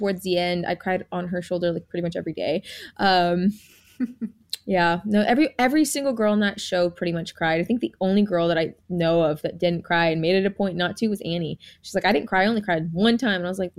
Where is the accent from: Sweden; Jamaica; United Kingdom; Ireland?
Jamaica; born there; And then we were both Jamaican. Like I was born in Jamaica.